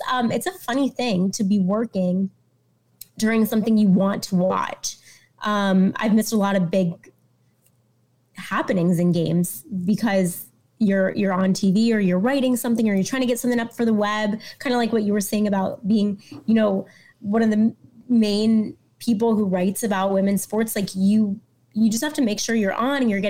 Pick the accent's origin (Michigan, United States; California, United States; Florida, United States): Florida, United States; Miami; moved away as an adult; also born or lived in Fort Lauderdale / North Carolina / Greenville, Mississippi / Fayetteville, Arkansas; now in Chicago, United States; I'm from Miami